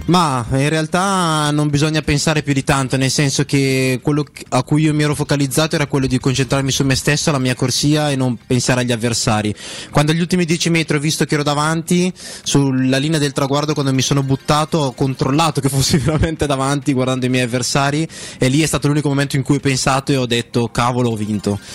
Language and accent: Italian; Italy; also born or lived in Texas, United States; io comunque da quando ho dieci mesi che abito in Italia